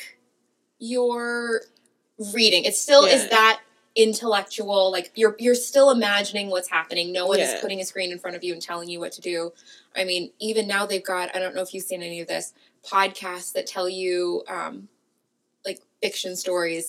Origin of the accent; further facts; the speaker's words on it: Los Angeles, California, United States; As a Californian and as an Angeleno